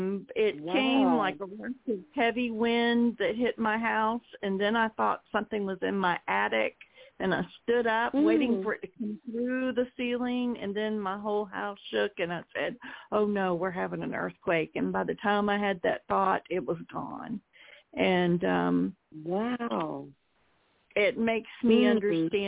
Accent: Georgia, United States; moved away as an adult; now in Oklahoma, United States; I'm originally from Georgia

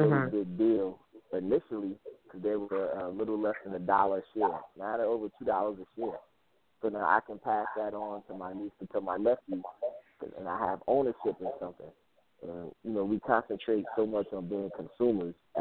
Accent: New Jersey, United States; I grew up in New Jersey, and everywhere I went, there was a bodega

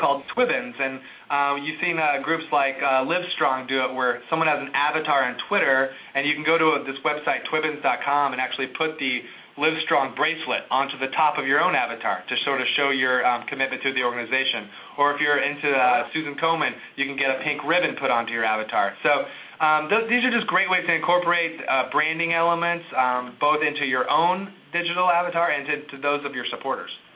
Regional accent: Indianapolis, Indiana, United States; one of the museums in my hometown, is the Indianapolis Art Museum

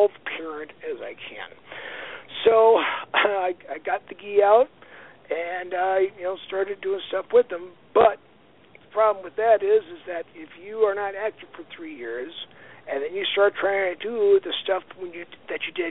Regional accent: Aberdeen, South Dakota, United States; now in Sioux Falls, United States; I grew up in Aberdeen, South Dakota

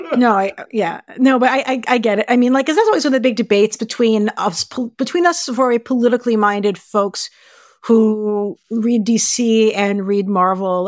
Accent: United States; we're American

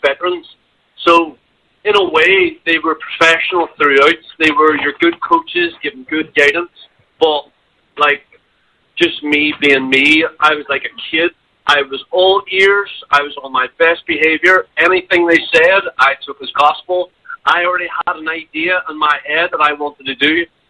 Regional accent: Ireland; now in China; I am Irish, but I'm not that Irish

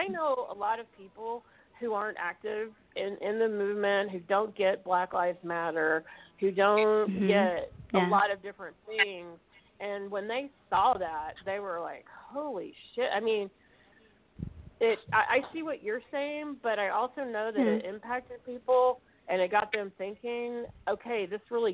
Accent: Mississippi, United States; moved away as an adult; now in St. Louis, United States; we're both from Mississippi originally, so I'm really living it up here in St. Louis, and I've been here 18 years

